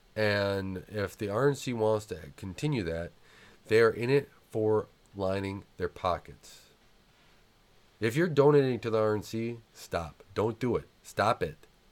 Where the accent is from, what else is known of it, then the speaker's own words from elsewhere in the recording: United States; We, as American people